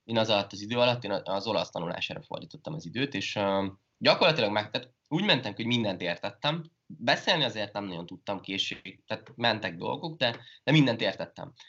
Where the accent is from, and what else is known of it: Hungary; moved away; also born or lived in France